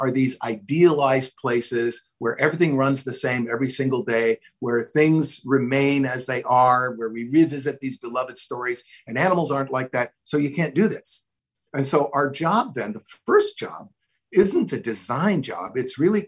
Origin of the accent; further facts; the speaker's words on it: Hawaiian Islands, United States; moved away; I grew up in the tropics. I grew up in the Hawaiian Islands.